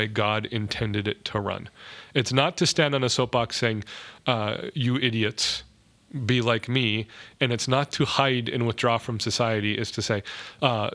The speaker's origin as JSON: {"language": "English", "region": "North Dakota", "country": "United States", "tie": "born or raised there", "moved": "yes", "lives_now": "Minneapolis, United States", "said": "the better middle of nowhere, North Dakota, back to my home country of Mackville or, you know, Reynolds or places like that."}